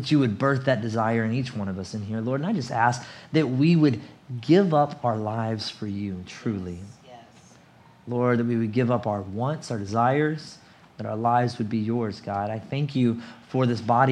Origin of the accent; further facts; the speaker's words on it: United States; moved away as an adult; also born or lived in South Asia / Richmond; I was born in America